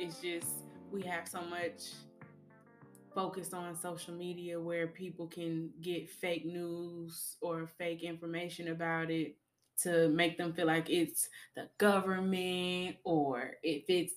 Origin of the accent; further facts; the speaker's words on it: Georgia, United States; now in Pensacola, United States; I live here in Pensacola. I'm from Georgia